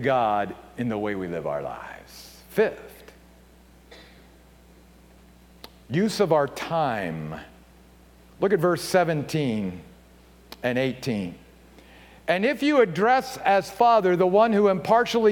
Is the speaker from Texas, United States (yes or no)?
no; Maryland, United States; moved away as an adult; also born or lived in upstate New York; my home state of Maryland